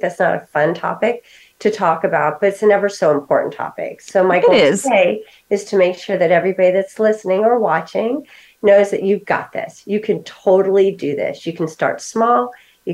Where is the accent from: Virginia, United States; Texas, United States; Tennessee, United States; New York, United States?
New York, United States; moved away; And I'm originally from New York.